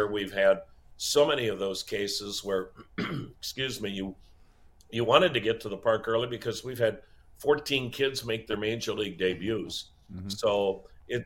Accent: Wisconsin, United States; born or raised there; moved away

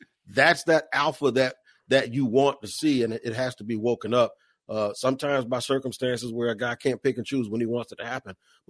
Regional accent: Washington, District of Columbia, United States; I grew up in Washington as a fan of Washington

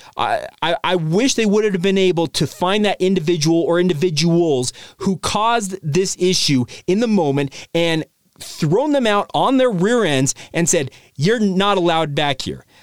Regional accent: Orem, Utah, United States; I grew up in Orem, Utah

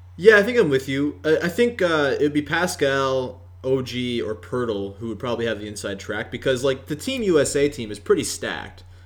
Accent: Canada

